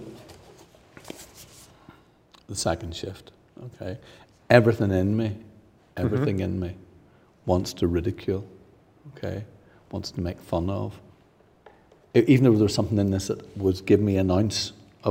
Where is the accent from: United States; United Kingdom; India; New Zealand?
United Kingdom; Northern Ireland; being Northern Irish